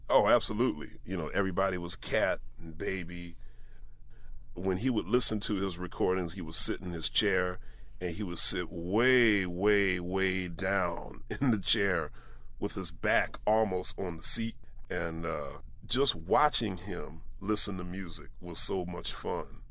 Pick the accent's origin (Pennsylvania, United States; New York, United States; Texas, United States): Pennsylvania, United States; Philadelphia; growing up in Philadelphia